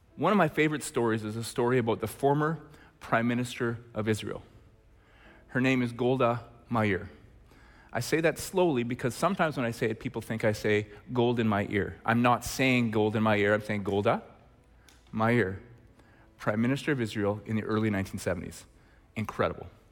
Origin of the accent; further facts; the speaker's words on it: Red Deer, Alberta, Canada; when I was in grade eleven, growing up in Red Deer, Alberta